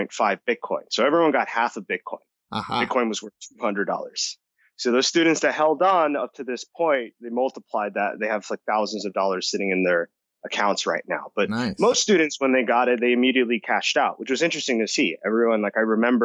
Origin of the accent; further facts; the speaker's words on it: New Jersey, United States; also born or lived in Costa Rica / Massachusetts; I was born here, but I grew up in Costa Rica for a couple of years. Then I moved back to the States. I grew up in New Jersey.